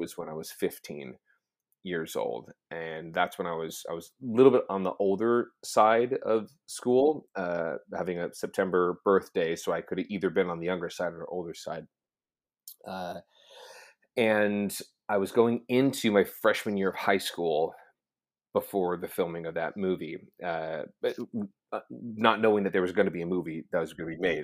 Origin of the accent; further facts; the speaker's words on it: Orange County, California, United States; I grew up in Orange County, California